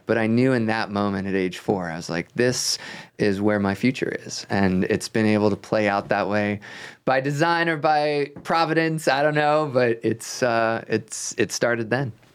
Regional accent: Rockville, Maryland, United States; I grew up outside of Washington, D C

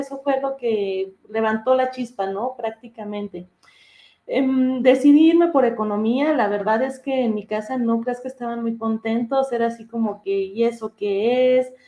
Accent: Durango, Mexico; moved away as an adult; now in Mexico City, Mexico; yo soy de Durango. Y ahí en Durango hice mi licenciatura en economía.

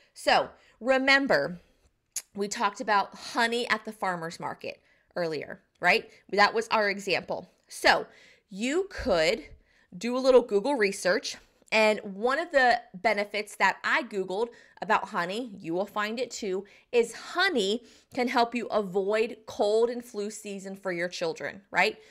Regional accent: Southeastern North Carolina, United States; I'm from the South. I'm from Southeastern North Carolina and I live in the Bible Belt here

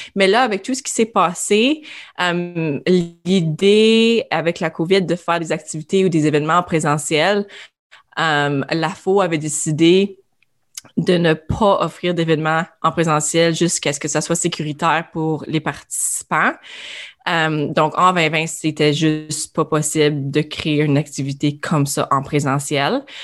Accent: Iroquois Falls, Ontario, Canada; Je suis originaire d'Iroquois Falls, au nord de l'Ontario.

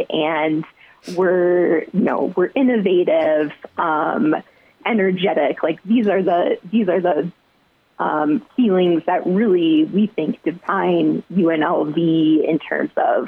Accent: Iowa, United States; moved away as an adult; also born or lived in Mankato, Minnesota / South Dakota; now in Las Vegas, United States; I grew up in Iowa

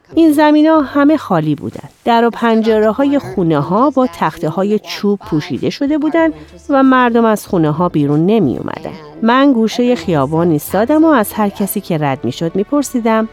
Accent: Chicago, Illinois, United States; من در شیکاگو بزرگ شدم

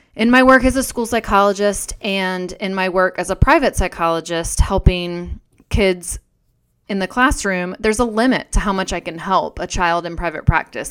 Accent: North Carolina, United States; I was a girl growing up in North Carolina

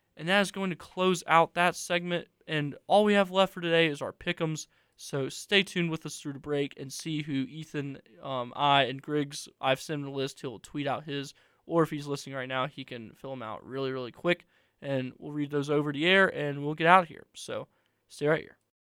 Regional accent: Helena, Alabama, United States; the same graduating class as I was from Helena in twenty twenty-one.

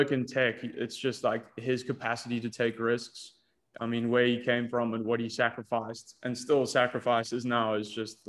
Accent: Pretoria, Gauteng, South Africa; also born or lived in Toronto, Canada; I grew up in Pretoria, South Africa

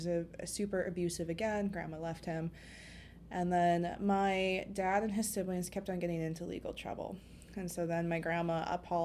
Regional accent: Duluth, Minnesota, United States; also born or lived in Fond du Lac; I myself grew up between Duluth and Minneapolis. I like to say that I was raised in Duluth and grew up in Southside

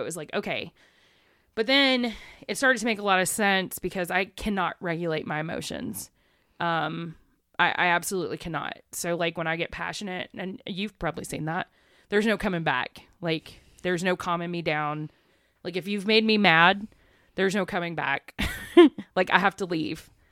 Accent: East Texas, United States; accent: southern; moved away; also born or lived in Buffalo, New York / Louisiana; I grew up in East Texas, one A school

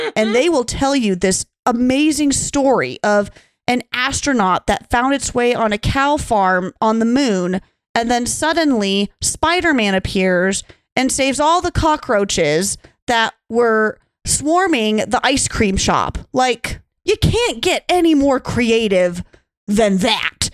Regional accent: Montana, United States; Growing up in Montana, you know, of course, Laurel and Billings isn't the most beautiful thing to look at.

